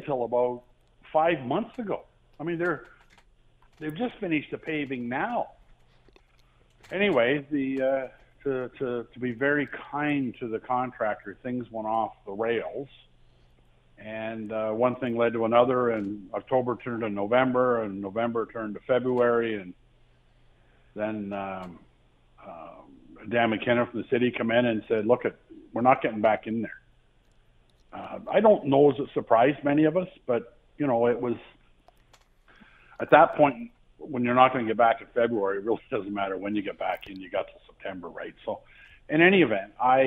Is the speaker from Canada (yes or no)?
yes; Lynden, Ontario, Canada; I grew up in Linden